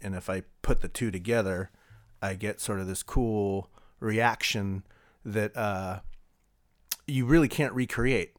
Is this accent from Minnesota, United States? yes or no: no; California, United States; also born or lived in Lafayette, California; I came from probably one of the worst water polo programs in, in the state of California out of high school